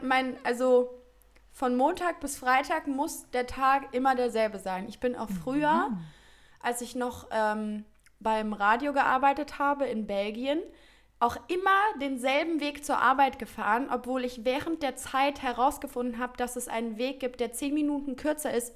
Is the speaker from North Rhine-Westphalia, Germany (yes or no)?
yes; Heinsberg, North Rhine-Westphalia, Germany; du gebürtig aus Heinsberg kommst und die Nähe zu den Niederlanden hast